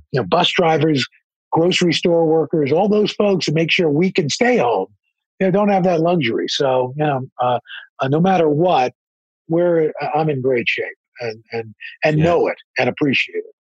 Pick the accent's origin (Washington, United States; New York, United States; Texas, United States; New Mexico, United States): New York, United States; I grew up in New York